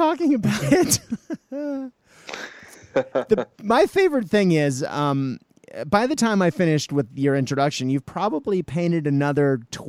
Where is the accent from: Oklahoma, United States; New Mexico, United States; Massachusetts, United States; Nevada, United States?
Massachusetts, United States; Boston; now in Melbourne, Australia; as a Bostonian